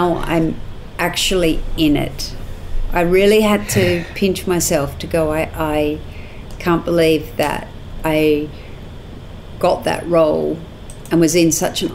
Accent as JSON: {"language": "English", "town": "Newcastle", "region": "New South Wales", "country": "Australia", "tie": "born or raised there", "said": "I grew up in Newcastle, which is about 2.5 hours north of Sydney."}